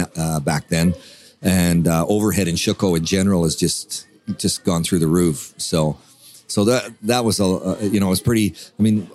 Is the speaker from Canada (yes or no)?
yes; Canada; moved away as an adult; also born or lived in Shanghai, China / Qingdao, China; now in China; I'm a musician from Canada and came over to China in 1996.